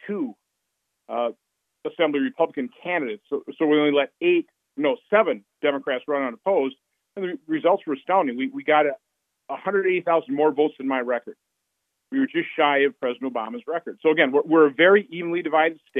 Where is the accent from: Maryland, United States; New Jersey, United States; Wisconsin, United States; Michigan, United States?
Wisconsin, United States; Winnebago County; I'm from Winnebago County